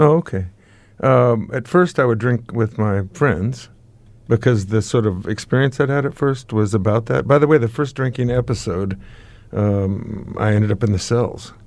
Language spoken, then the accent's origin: English; United States; accent: American; now in New Zealand; I'm now, um, a ki, a, uh, New Zealand citizen, but I guess my accent gives me my origins away